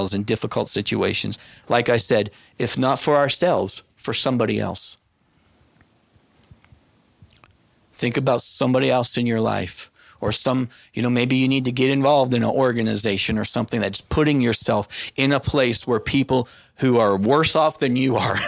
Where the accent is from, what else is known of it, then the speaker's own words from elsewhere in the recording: United States; I'm an American